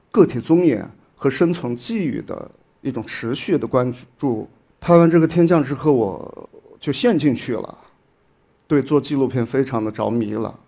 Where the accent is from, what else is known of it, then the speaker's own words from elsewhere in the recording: Shaoyang, Hunan, China; moved away as an adult; 这个区域是在我的家乡，随您这个地方跟我的老家邵阳市，是，是属于同样的一个行政市。我在我的老家生活了将近有二十多年